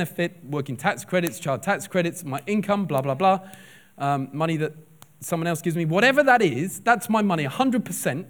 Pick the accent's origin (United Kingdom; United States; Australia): United Kingdom; England; now in Liverpool, United Kingdom; we're English.